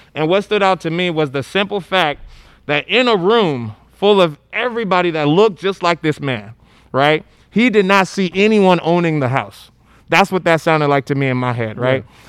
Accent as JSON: {"language": "English", "town": "Monrovia", "region": "Montserrado", "country": "Liberia", "tie": "born or raised there", "moved": "yes", "lives_now": "United States", "said": "I'm from Liberia, uh, Monrovia, Liberia"}